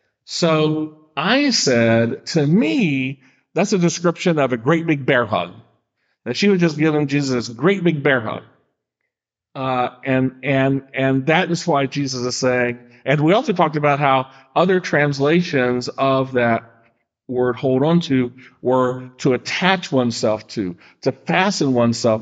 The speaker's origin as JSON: {"language": "English", "town": "Charleston", "region": "West Virginia", "country": "United States", "tie": "born or raised there", "moved": "yes", "said": "from my hometown, Charleston, West Virginia"}